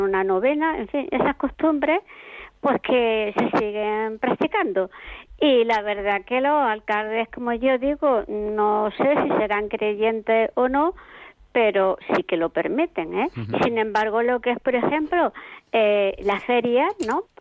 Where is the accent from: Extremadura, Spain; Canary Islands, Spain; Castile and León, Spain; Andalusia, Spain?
Andalusia, Spain; now in Madrid, Spain; yo soy de Andalucía